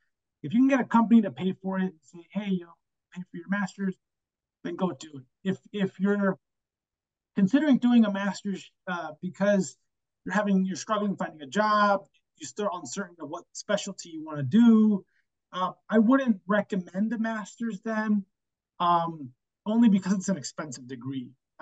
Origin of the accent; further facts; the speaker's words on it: Chicago, Illinois, United States; And it was close to home. I'm from Chicago. U of I is 2 hours away.